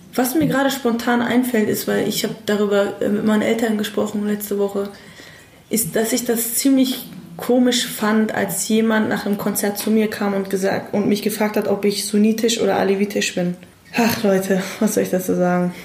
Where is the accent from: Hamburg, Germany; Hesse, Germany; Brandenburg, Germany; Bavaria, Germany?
Hamburg, Germany; ich bin in Hamburg aufgewachsen